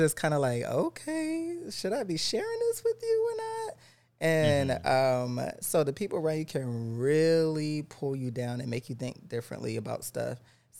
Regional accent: the South, United States; I grew up in the South.

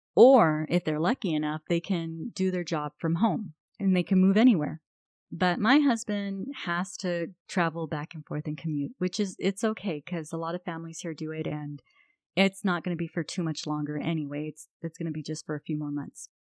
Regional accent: United States; I'm an American

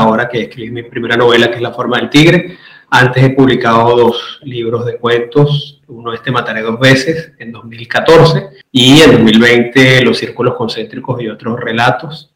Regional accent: Caracas, Capital District, Venezuela; now in Madrid, Spain; soy venezolano, nací en Caracas, actualmente resido en Madrid

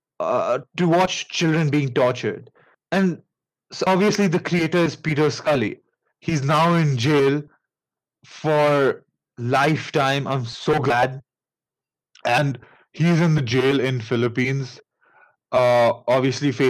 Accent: India; accent: Indian; pardon my Indian accent

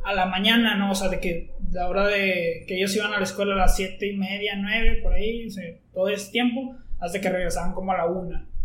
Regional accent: Monclova, Coahuila, Mexico; yo soy de Monclova

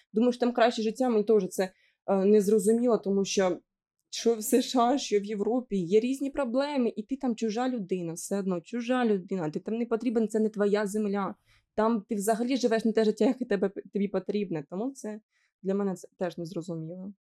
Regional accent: Sumy Oblast, Ukraine; accent: Surzhyk; я з Сумської області, як я буду балакати ну, інакше

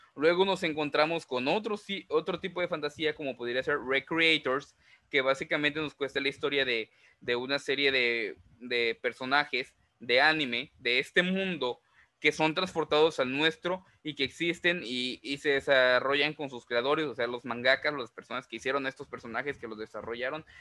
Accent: Mexico; also born or lived in Veracruz; nosotros como mexicanos

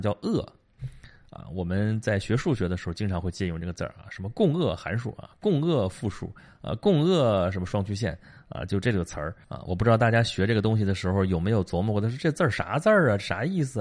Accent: Qi, Shandong, China; 齐国，就是我们老家那边儿

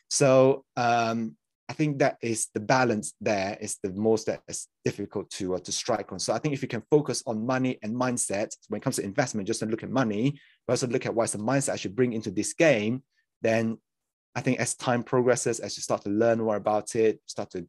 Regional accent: Malaysia; moved away as an adult; yeah, so I'm a I'm a born and raised in Malaysia, next to Singapore. If people don't know, um, and then eight years ago, so I was there for like the first eighteen years of my life

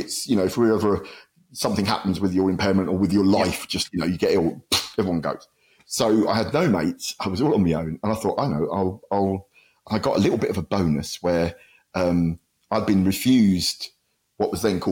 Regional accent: Luton, East of England, United Kingdom; my hometown of Luton

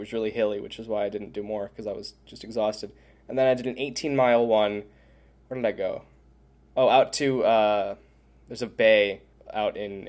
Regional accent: New York, United States; we grew up in New York

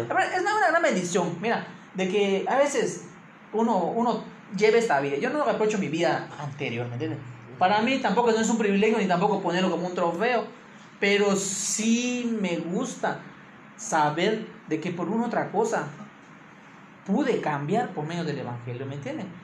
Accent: Campeche, Mexico; originario de Campeche

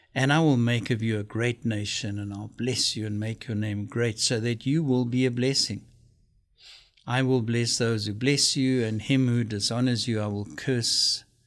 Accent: South Africa; moved away; my home country, South Africa.

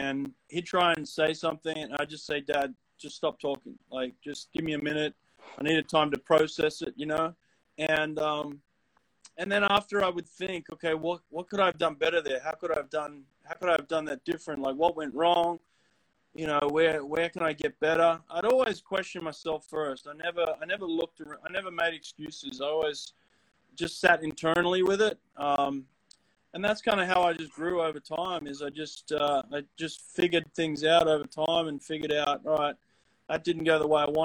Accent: Sydney, New South Wales, Australia; I grew up in Maroubra in Sydney

